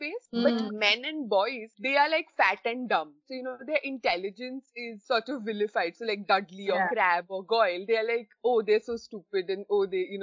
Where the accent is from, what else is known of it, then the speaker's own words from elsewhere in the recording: India; now in United Kingdom; I'm in the UK from India